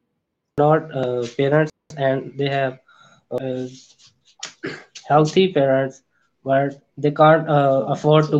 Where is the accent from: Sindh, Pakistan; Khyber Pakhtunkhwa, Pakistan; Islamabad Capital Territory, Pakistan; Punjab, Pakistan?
Punjab, Pakistan; I'm from Punjab, Pakistan.